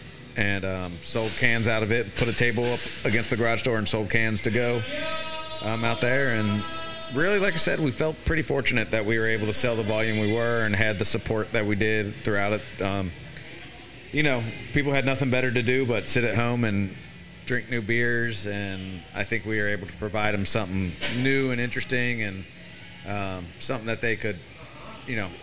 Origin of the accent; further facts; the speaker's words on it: Cincinnati, Ohio, United States; moved away as an adult; also born or lived in Knoxville, Tennessee; now in Houston, United States; 17 years in Cincinnati, Ohio. That's where I was born and raised and the family is.